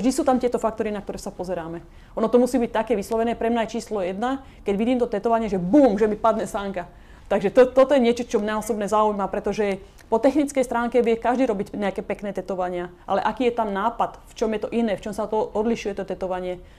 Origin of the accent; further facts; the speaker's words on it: Slovakia; moved away as an adult; now in Los Angeles, United States; som odišla zo Slovenska, opustila som svoju rodinu, vzdala som sa svojich kamarátov a odišla som úplne do neznáma